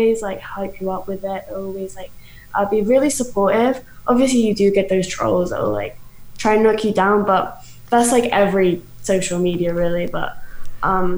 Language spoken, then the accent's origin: English; United Kingdom; now in Canada; I'm British, but I live in Canada now.